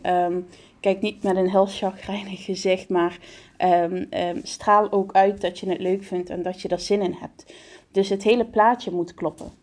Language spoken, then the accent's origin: Dutch; Venray, Limburg, Netherlands; Ik kom uit Venrij, dat ligt in het eh, noorden van de provincie Limburg in Nederland